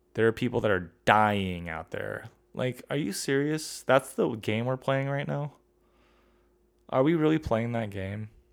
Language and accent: English; United States; I'm an American